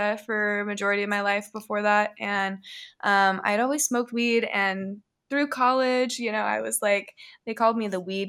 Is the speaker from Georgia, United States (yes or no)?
no; McMinnville, Oregon, United States; I grew up in McMinnville, Oregon, which is like wine country